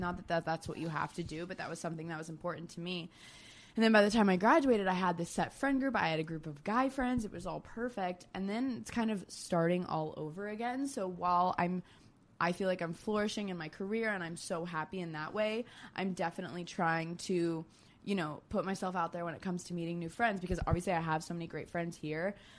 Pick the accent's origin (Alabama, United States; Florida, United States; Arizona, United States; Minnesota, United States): Florida, United States; moved away as an adult; also born or lived in Georgia; now in New York City, United States; I grew up in Florida.